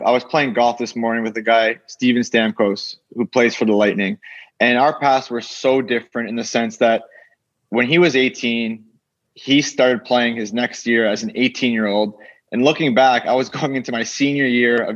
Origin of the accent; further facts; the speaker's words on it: Canada; moved away as an adult; growing up in Canada